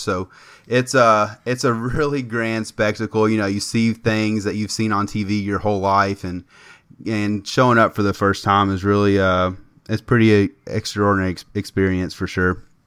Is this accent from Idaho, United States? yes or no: no; Lexington, Kentucky, United States; I'm from Lexington